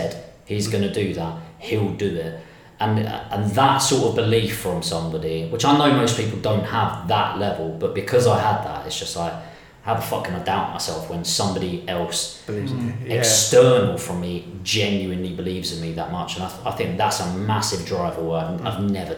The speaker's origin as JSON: {"language": "English", "town": "Dartford", "region": "South East England", "country": "United Kingdom", "said": "I'm from Temple Hill, which is, if you Google it, it's now been voted the worst place to live in 2019"}